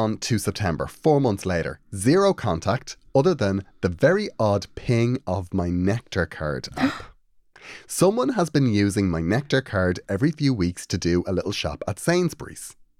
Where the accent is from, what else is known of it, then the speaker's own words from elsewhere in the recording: Carrickfergus, Northern Ireland, United Kingdom; Also, I'm from Carrickfergus, Green Island.